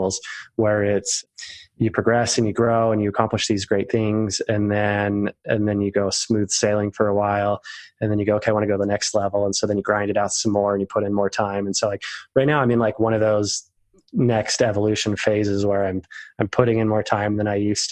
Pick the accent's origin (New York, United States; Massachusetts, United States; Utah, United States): Utah, United States; I'm the oldest of 7 kids and I'm from Utah.